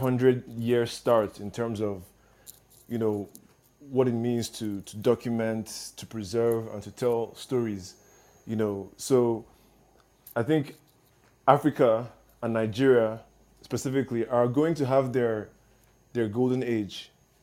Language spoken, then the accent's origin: English; South Korea; born there; I was born in South Korea, so even I didn't know as much as you just put out.